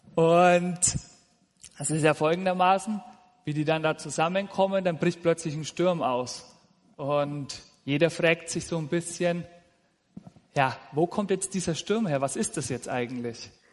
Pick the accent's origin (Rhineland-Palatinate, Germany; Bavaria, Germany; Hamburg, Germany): Bavaria, Germany; Nuremberg; also born or lived in Fürth; now in Simmersbach, Germany; Ich komme ursprünglich aus Franken, aus dem schönen Nürnberg